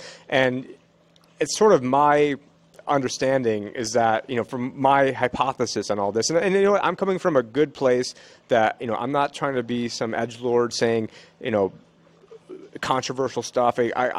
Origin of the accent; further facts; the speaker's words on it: Israel; born there; I have two sisters that are Jewish. I was born in Israel.